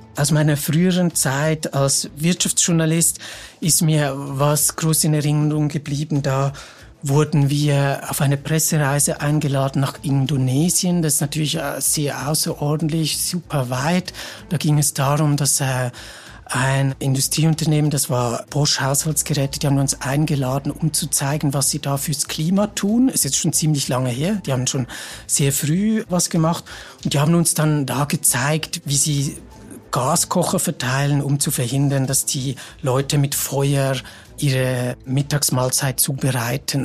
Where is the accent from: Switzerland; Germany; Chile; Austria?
Switzerland; bei uns in der Schweiz